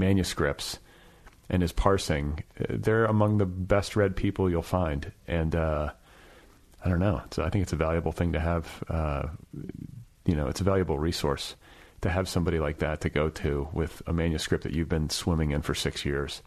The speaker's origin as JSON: {"language": "English", "region": "Indiana", "country": "United States", "said": "I'm also a guy from Indiana"}